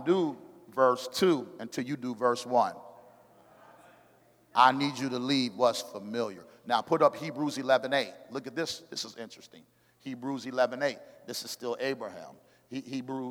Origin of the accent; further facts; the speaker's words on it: Oakland, California, United States; now in Arizona, United States; I was born in Oakland, California.